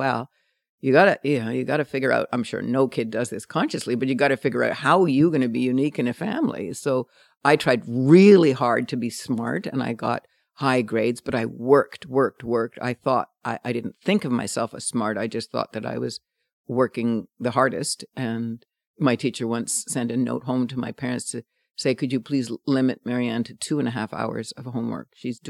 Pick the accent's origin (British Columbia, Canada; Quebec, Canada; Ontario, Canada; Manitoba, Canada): Quebec, Canada; Montreal; I grew up in just outside of Montreal, French Canadian, Irish, Australian combination family, 9 kids though, a Catholic family